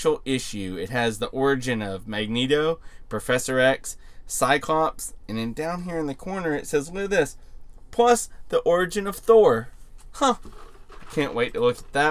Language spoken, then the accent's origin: English; Arkansas, United States; my hometown of 10,000 people